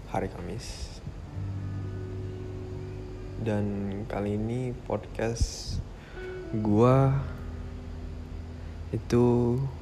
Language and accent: Indonesian; Jakarta, Indonesia; Gue dari Jakarta. Dan gue sekarang umurnya 17 tahun.